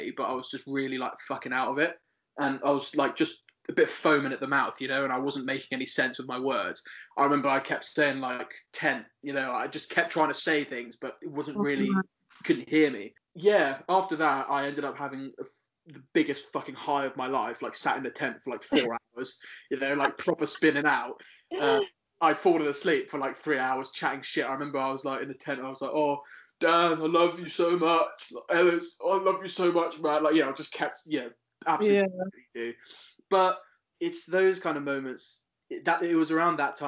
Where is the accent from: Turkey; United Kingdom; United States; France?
United Kingdom; Isle of Wight, South East England; moved away as an adult; also born or lived in Cornwall; growing up in the Isle of Wight, it's a lovely place